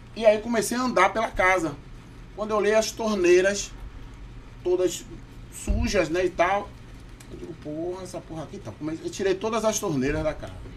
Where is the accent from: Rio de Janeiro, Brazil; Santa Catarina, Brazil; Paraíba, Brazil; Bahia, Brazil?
Bahia, Brazil; Salvador; accent: baiano; moved away as an adult; now in Manaus, Brazil; nasci em Salvador, Bahia, Brasil, no bairro de Itapuã. Sim. Depois me mudei para Boca do Rio